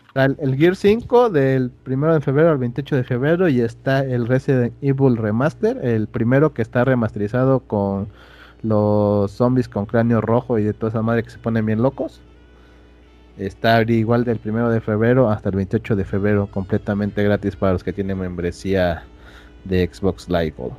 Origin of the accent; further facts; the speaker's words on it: Mexico; como ciudadano mexicano